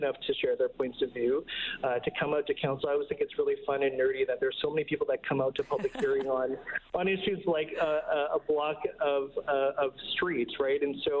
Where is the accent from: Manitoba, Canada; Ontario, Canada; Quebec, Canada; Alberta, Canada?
Manitoba, Canada; Winnipeg; now in Edmonton, Canada; I'm from Winnipeg, Manitoba